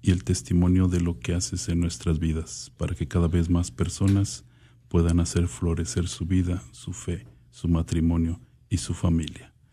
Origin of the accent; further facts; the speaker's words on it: Monterrey, Nuevo León, Mexico; moved away as an adult; now in Dallas, United States; Soy de la Orden de los Frailes Franciscanos Capuchinos aquí en Dallas, originario de Monterrey, Nuevo León. Tengo cinco años aquí en la diócesis de Dallas